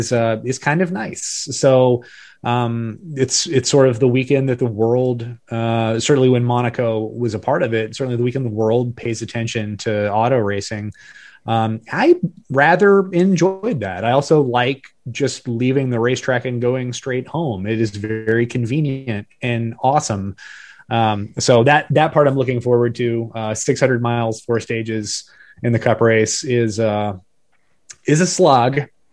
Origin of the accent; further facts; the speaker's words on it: Daytona Beach, Florida, United States; now in Charlotte, United States; I grew up in Daytona, And it really wasn't until I moved here to the Charlotte area.